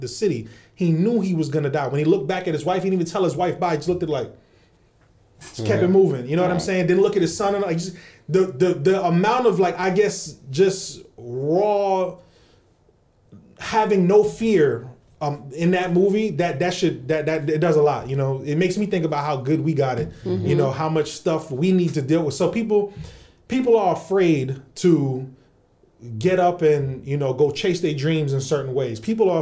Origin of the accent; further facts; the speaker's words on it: New York, United States; also born or lived in Brooklyn; Born and raised in New York, like that's our school trips